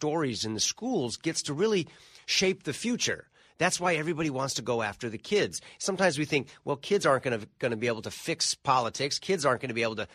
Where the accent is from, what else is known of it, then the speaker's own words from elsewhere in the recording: California, United States; I come from California, the land of loose